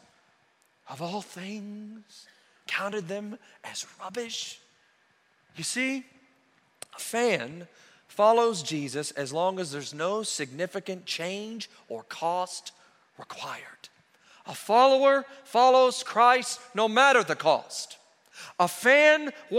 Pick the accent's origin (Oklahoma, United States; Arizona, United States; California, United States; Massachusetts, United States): Oklahoma, United States; moved away as an adult; also born or lived in Roswell, New Mexico; We grew up in Oklahoma, God's country